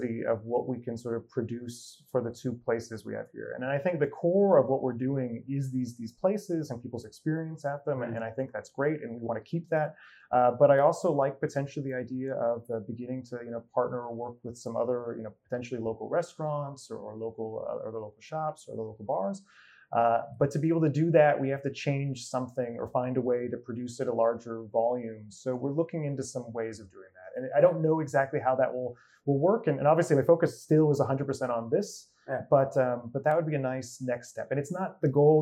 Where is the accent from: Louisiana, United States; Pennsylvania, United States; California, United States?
California, United States; California near San Francisco, United States; moved away as an adult; now in Copenhagen, Denmark; I grew up in California near San Francisco